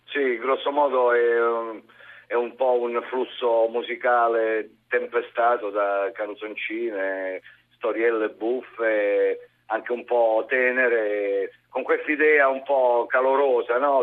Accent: Basilicata, Italy; un, un non nascosto amore per la mia zona

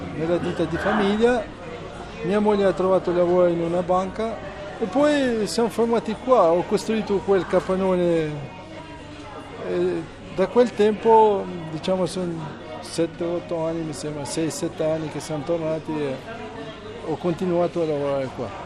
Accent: Albania; moved away as an adult; also born or lived in Italy

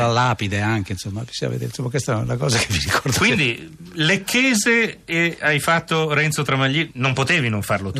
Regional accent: Lecco, Lombardy, Italy; io sono anche di Lecco

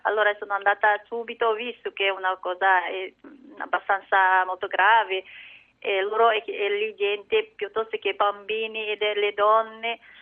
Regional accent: China; Italian is a second language; now in Milan, Italy; anche io non sono cinese, a nazionalità cinese, io sono eh, una minoranza

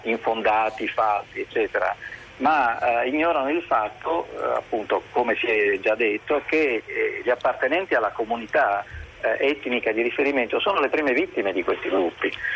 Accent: Palermo, Sicily, Italy; now in Turin, Italy; io sono palermitano

